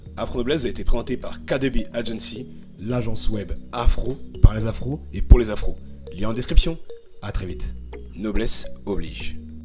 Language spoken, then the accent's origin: French; Paris, Île-de-France, France; Je suis né, j'ai grandi à Paris